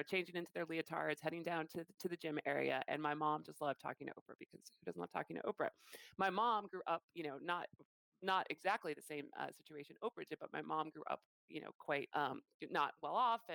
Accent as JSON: {"language": "English", "town": "Chicago", "region": "Illinois", "country": "United States", "tie": "born or raised there", "moved": "yes", "said": "I am from Chicago and I grew up in downtown Chicago"}